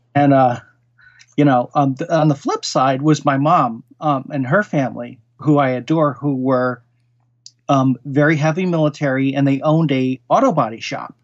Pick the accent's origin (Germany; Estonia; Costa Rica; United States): United States; Norwalk, Connecticut; also born or lived in Queens, New York; I really grew up in, uh, southeastern Connecticut. And, um, in Fairfield County, the town was Norwalk, Connecticut